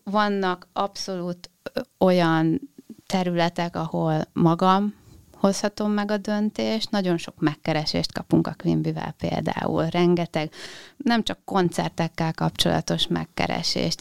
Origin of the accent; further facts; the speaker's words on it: Dunaföldvár, Tolna, Hungary; a Janival én együtt nőttem föl Dunaföldváron